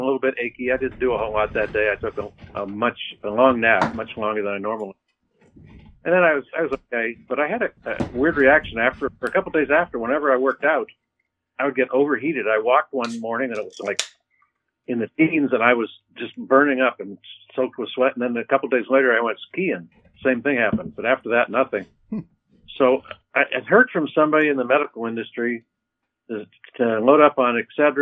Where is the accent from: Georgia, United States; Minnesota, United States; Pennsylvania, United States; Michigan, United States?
Pennsylvania, United States; Erie; also born or lived in Corry, Pennsylvania; I grew up in Erie.